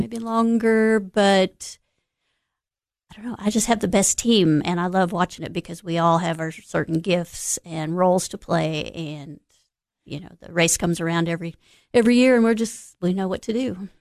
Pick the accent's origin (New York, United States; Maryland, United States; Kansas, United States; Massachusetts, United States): Kansas, United States; Overbrook; moved away as an adult; now in Cookeville, United States; I grew up in Northeast Kansas.